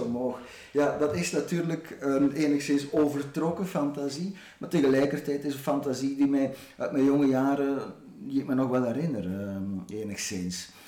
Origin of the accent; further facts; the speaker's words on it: Ghent, Flanders, Belgium; als Gentenaar